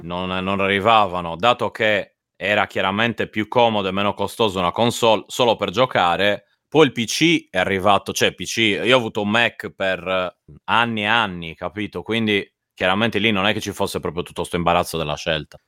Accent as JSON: {"language": "Italian", "town": "Cagliari", "region": "Sardinia", "country": "Italy", "said": "in quanto cagliaritano"}